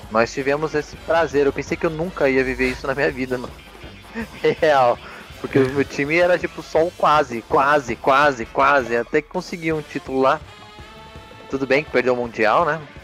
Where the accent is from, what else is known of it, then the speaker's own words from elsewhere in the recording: São Paulo, Brazil; nós somos uma família tradicional paulista, paulistana. Ah. Nascemos, nascemos e nos criamos aqui em São Paulo.